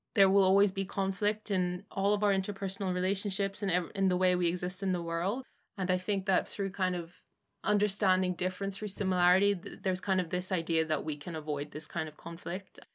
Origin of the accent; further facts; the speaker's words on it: Northern Ireland, United Kingdom; also born or lived in Hong Kong; I was born in Hong Kong and then I, um, moved to Northern Ireland when I was eight and my father's family is Northern Irish